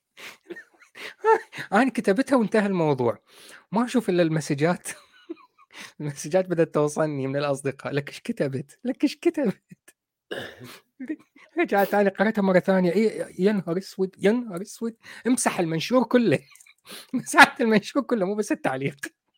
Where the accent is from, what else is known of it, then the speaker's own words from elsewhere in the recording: Iraq; إحنا عندنا بالعراق